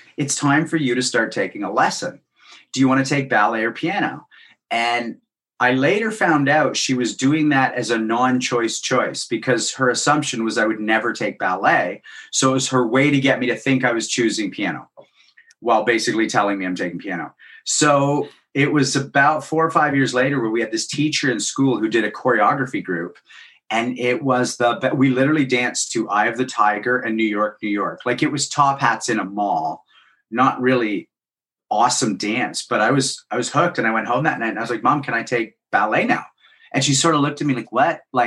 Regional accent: Guelph, Ontario, Canada; I grew up in Guelph, Ontario

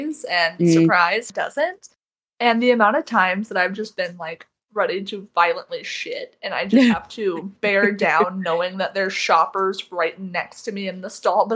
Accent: Tennessee, United States; moved away as an adult; now in Montana, United States; because I'm from Tennessee

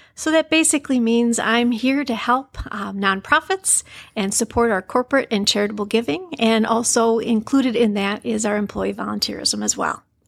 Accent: Jonesville, Michigan, United States; I grew up in Jonesville and had a wonderful life

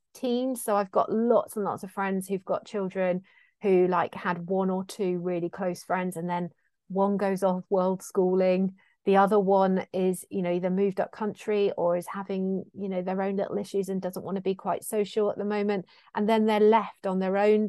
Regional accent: South West England, United Kingdom; being Cornish too

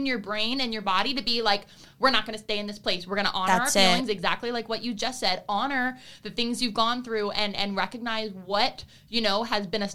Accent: Broward County, Florida, United States; I was raised in Broward County.

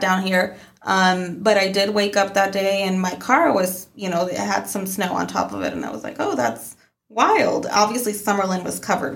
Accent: Mexico; moved away; growing up in Mexico

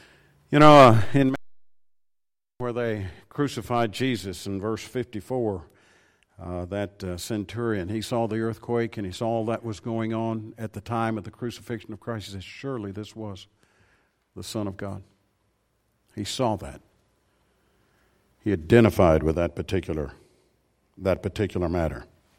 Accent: Tennessee, United States; I said, well, I'm from Tennessee originally. And I said, why would you ask that? He said, well, you've got a certain accent. I said, I didn't know I had an accent.

